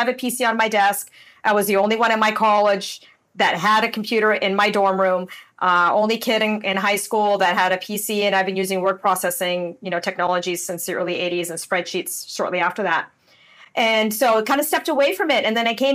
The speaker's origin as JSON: {"language": "English", "town": "Windsor", "region": "Ontario", "country": "Canada", "tie": "born or raised there", "also_born_or_lived": "San Diego, United States", "moved": "as an adult", "lives_now": "Puerto Rico", "said": "I grew up in Windsor, Ontario, in Canada. So I'm still a Canadian."}